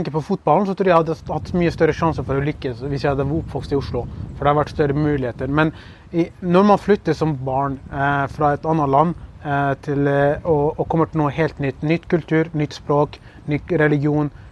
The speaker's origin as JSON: {"language": "Norwegian", "region": "Kurdistan Region", "country": "Iraq", "lives_now": "Norway", "said": "de forventer selvfølgelig at jeg skal si at jeg er fra ja, Kurdistan, jeg er kurder fra Irak eller noe sånt. Og er, jeg er stolt over det"}